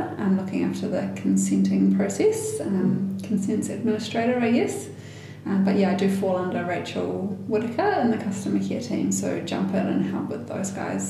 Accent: Northland, New Zealand; But I was born and bred in Northland, and I'm pretty proud to be from this province.

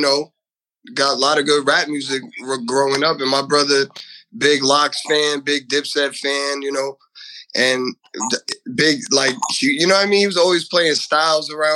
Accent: Elizabeth, New Jersey, United States; I'm from, born and raised in Elizabeth, New Jersey

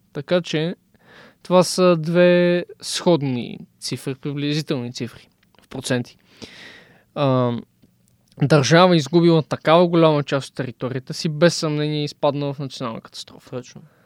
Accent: Bulgaria

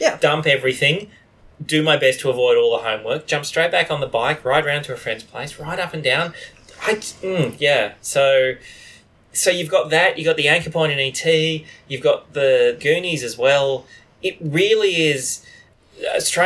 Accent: Australia; we are all white and we are Australian white people.

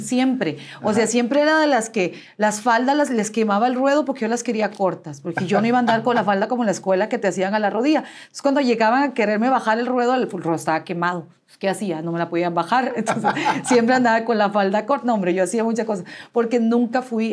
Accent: Guatemala City, Guatemala Department, Guatemala; nací en la ciudad de Guatemala

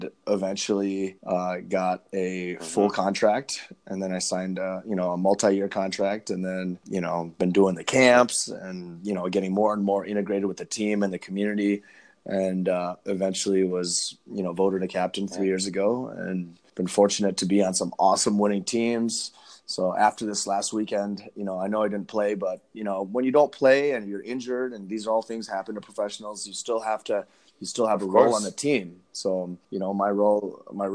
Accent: Madison, Wisconsin, United States; also born or lived in India / Berkeley, California / Los Angeles, California / Tibet (ancestry); I spent most of my youth in Madison, Wisconsin playing soccer

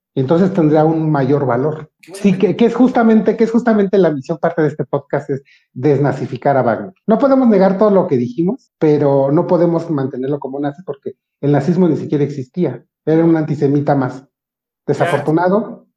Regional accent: Mexico; Yo soy, yo soy moreno y soy mexicano

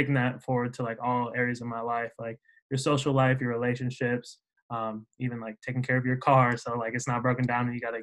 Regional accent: Minneapolis, Minnesota, United States; moved away as an adult; now in West Lafayette, United States; I'm from Minneapolis area originally

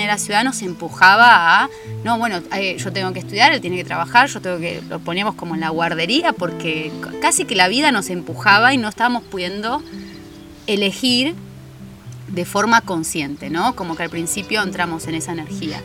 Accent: Mar del Plata, Buenos Aires Province, Argentina; now in Capilla del Monte, Argentina; soy marplatense, nací en Mar del Plata, en la provincia de Buenos Aires

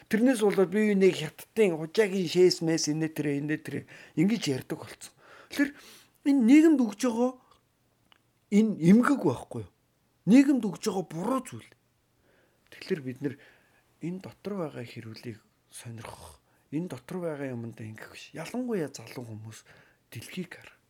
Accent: Mongolia; би Ааз хүн, би Монгол хүн.

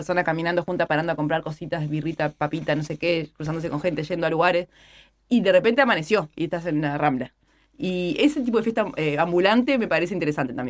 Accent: Maldonado, Uruguay; A mí me gusta la playa de Maldonado, solo porque soy de Maldonado.

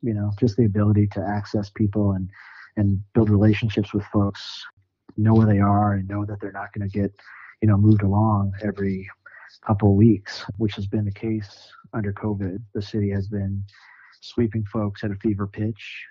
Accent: Sioux Falls, South Dakota, United States; moved away as an adult; also born or lived in St. Paul, Minnesota / Nashville, Tennessee; now in Denver, United States; I grew up in South Dakota, Sioux Falls, South Dakota.

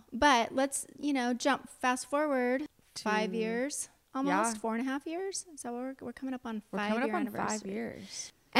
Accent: Chico, California, United States; I'm not from Paradise. I've lived in Chico my whole life

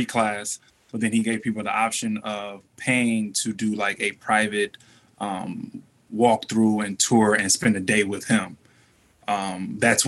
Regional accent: Detroit, Michigan, United States; we're from Detroit

